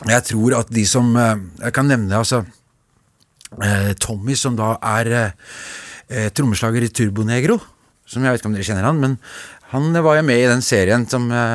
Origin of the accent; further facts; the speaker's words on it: Oslo, Norway; also born or lived in Veitvet, Groruddalen, Oslo / Trondheim; jeg er jo fra Grünerløkka opprinnelig, og så flytta jeg til Veitvet